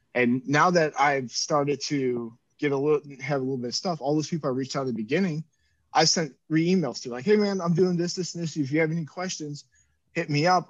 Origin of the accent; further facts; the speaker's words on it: Cleveland, Ohio, United States; We grew up in Cleveland